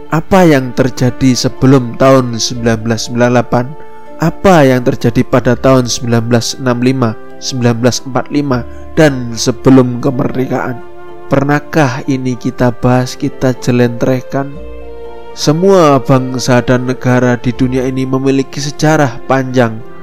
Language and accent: Indonesian; Indonesia; I'm Indonesian